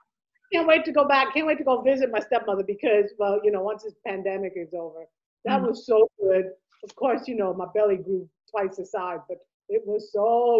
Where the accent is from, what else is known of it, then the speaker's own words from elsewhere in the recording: New York City, New York, United States; Girl, I'm from Queens.